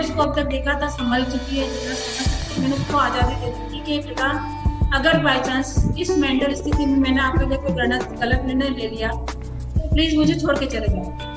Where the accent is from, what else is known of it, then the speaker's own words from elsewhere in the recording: Indore, Madhya Pradesh, India; now in Jaipur, India; मैं proper MP Indore से हूँ